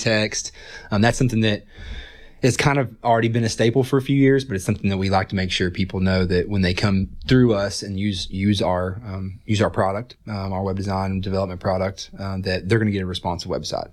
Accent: Johnson City, Tennessee, United States; moved away as an adult; also born or lived in Wisconsin; now in Chattanooga, United States; I'm from Upper East Tennessee, Johnson City area

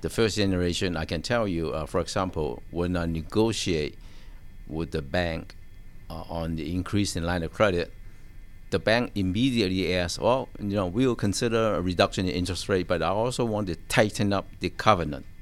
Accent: Hong Kong; now in United States; I was born in Hong Kong

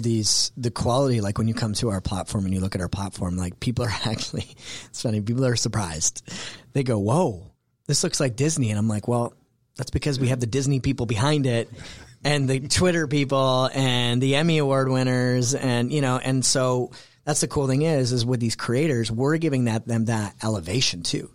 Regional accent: Canada; moved away as an adult; also born or lived in New York City; now in Atlanta, United States; I'm originally Canadian and, um, and moved to the States because that's where the opportunity was

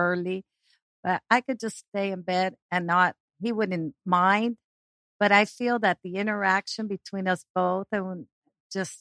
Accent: Argentina; moved away; we're from Argentina and we drink something called mate

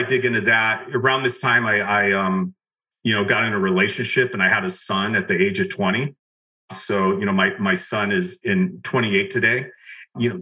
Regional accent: just outside of Los Angeles, California, United States; I grew up just right outside of Los Angeles.

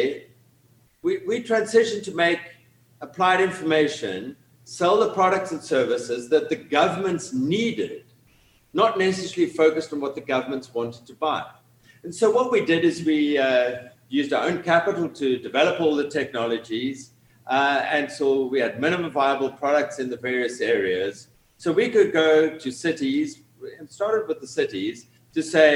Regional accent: Cape Town, Western Cape, South Africa; moved away as an adult; now in Atlanta, United States; from my accent, you can tell I'm originally from Cape Town in South Africa

